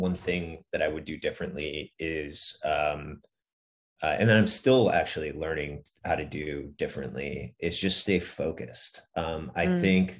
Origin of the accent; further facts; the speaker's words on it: Northeast, United States; I grew up in the Northeast